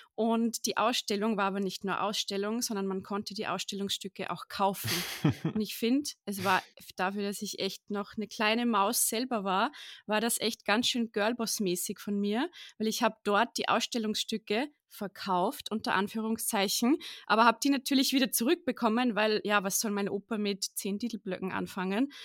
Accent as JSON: {"language": "German", "country": "Austria", "said": "ich komme auch aus Österreich."}